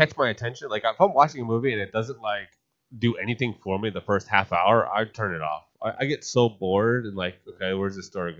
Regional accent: New Jersey, United States; now in Florida, United States; Like I'm from Jersey

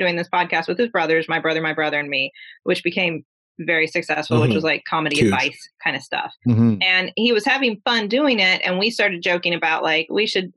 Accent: Huntington, West Virginia, United States; We grew up together. So we're from Huntington, West Virginia. We grew up here

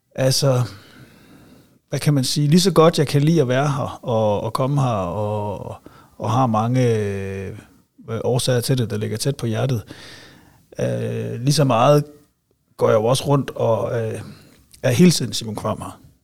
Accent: Silkeborg, Central Denmark Region, Denmark; also born or lived in Aarhus; jeg er vokset op i øh, Nordbyen, kan man vel sige. Altså sådan Balle, Venningdal, lige derimellem

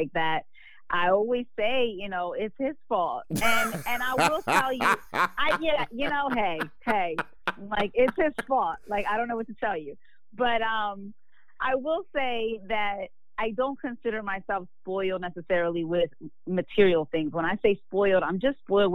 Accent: Philadelphia, Pennsylvania, United States; I'm from Philly and I did radio

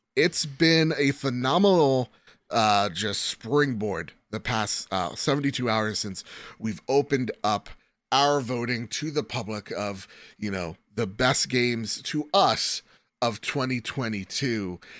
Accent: New Jersey, United States; from New Jersey

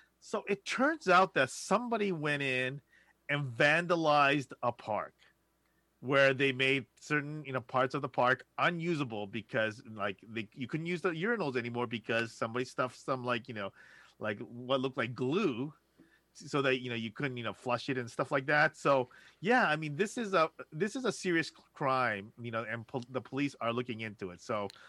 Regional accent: Los Angeles, California, United States; I'm from Los Angeles. It's pertinent.

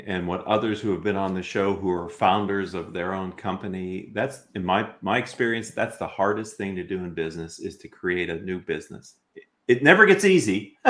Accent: Pennsylvania, United States; I'm from Pennsylvania.

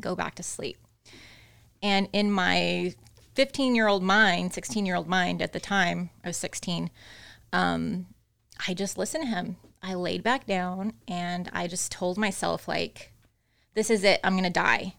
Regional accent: Austin, Texas, United States; also born or lived in Corpus Christi, Texas; I was born in Corpus Christi, but I was raised in Austin

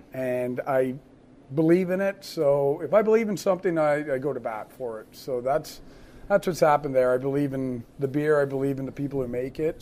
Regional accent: Canada; now in United States; Originally, I'm from Canada.

